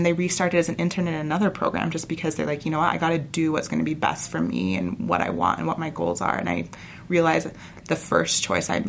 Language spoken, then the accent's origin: English; St. George, Utah, United States; moved away as an adult; now in Salt Lake City, United States; I'm from St. George, the opposite end of Southern Utah